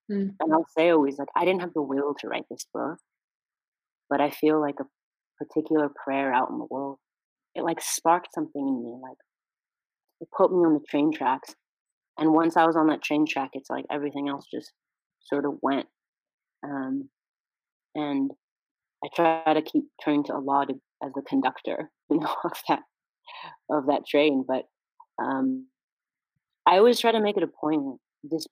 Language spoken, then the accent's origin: English; California, United States; I was born and raised in California